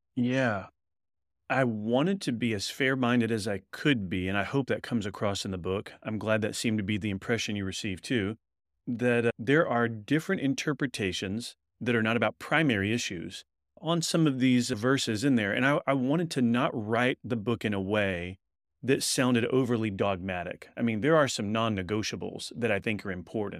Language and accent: English; Texas, United States; moved away as an adult; now in Louisville, United States; We're originally from Texas and then moved to Kentucky so that I could do a doctoral work at Southern Seminary